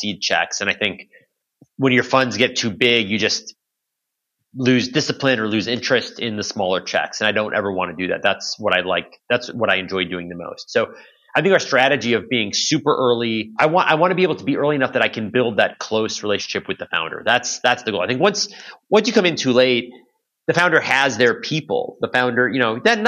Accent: Chicago, Illinois, United States; moved away as an adult; also born or lived in Boston / New York / San Francisco; I was born and raised in Chicago, in the Chicago area.

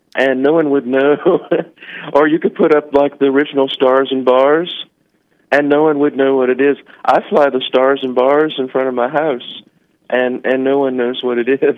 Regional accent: Richmond, Virginia, United States; I'm from Richmond, Virginia

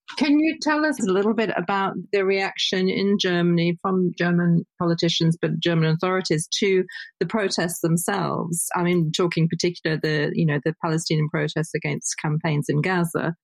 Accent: United Kingdom; a Brit

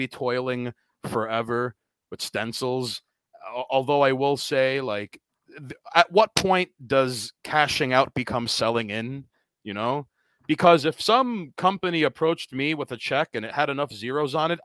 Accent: New York City, New York, United States; I'm from Queens

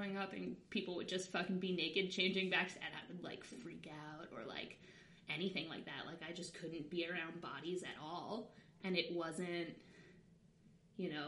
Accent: Long Island, New York, United States; I'm from Long Island, so it was close to the city

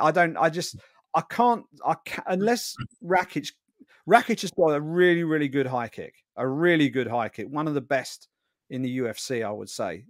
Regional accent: United Kingdom; I'm a Brit

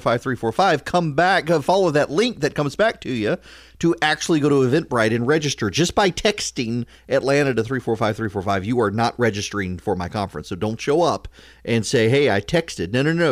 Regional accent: Dubai, United Arab Emirates; When I was a kid growing up in Dubai, my family would routinely entertain the enlisted sailors from the 5th Fleet.

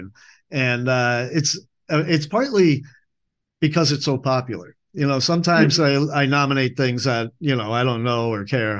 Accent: New England, United States; also born or lived in Boston / Chicago; now in Asheville, United States; I'm from New England

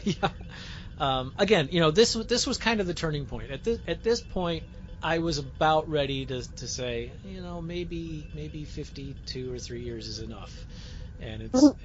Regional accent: United States; as an American

